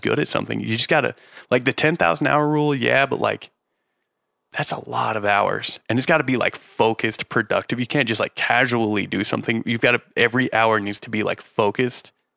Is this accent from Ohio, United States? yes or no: no; Utah, United States; moved away as an adult; also born or lived in San Diego; Growing up in Utah